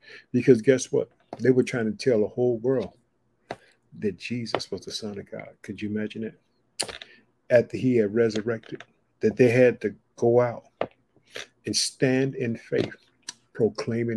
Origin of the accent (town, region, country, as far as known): Illinois, United States; now in Chicago, United States